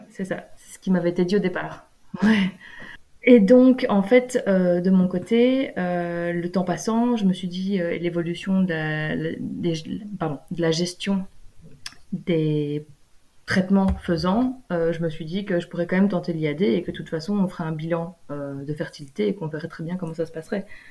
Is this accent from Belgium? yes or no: yes; Belgium; moved away as an adult; en vivant en Belgique, en étant belge